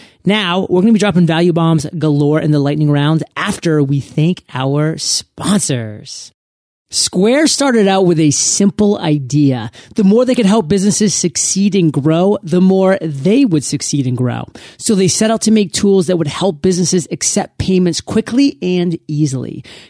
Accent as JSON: {"language": "English", "region": "Maine", "country": "United States", "said": "myself, I come from Maine. I wasn't necessarily exposed to the world. I didn't have a ton of diversity in my life"}